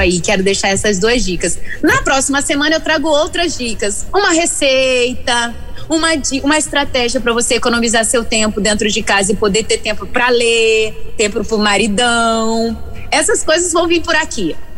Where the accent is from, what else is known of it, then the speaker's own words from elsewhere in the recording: Rio de Janeiro, Brazil; now in Vila Velha, Brazil; no Espírito Santo, mas sou carioca